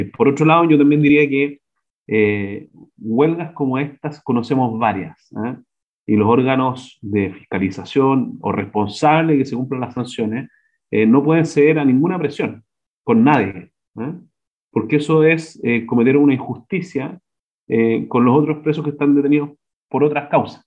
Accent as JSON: {"language": "Spanish", "country": "Chile", "said": "como chilenos"}